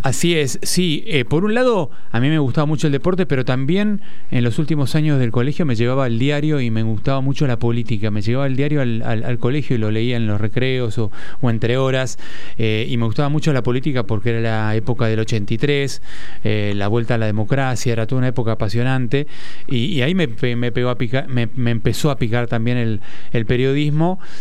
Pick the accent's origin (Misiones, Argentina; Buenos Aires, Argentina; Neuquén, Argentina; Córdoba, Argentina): Buenos Aires, Argentina; Yo soy porteño, sí, de nacimiento, nacido y criado